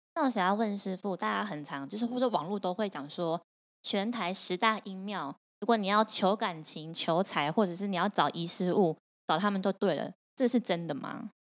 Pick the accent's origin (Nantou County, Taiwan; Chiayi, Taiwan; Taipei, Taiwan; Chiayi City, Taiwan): Taipei, Taiwan; 我台北人